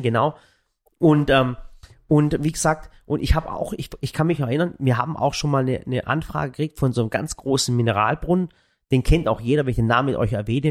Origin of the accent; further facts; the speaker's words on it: Waghäusel, Baden-Württemberg, Germany; wir kommen aus Waghäusel